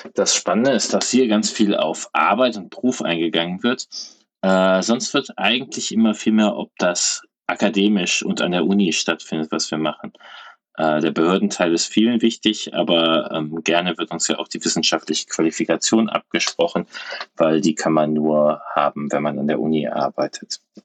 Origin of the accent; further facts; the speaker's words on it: Cologne, North Rhine-Westphalia, Germany; als Kölner